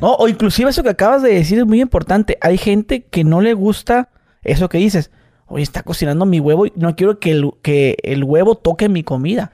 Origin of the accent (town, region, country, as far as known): Mexicali, Baja California, Mexico